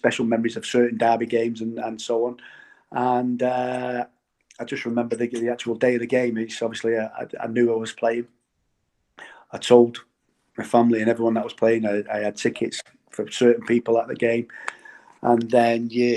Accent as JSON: {"language": "English", "town": "Manchester", "region": "North West England", "country": "United Kingdom", "tie": "born or raised there", "said": "I'm from Blakely"}